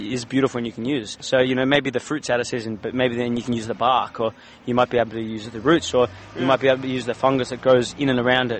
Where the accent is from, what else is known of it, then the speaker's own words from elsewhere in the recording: Sydney, New South Wales, Australia; also born or lived in Londonderry, New South Wales / Windsor, New South Wales / Richmond, New South Wales; moved to the Northern Beaches when I was really young. So I've grown up around the Northern Beaches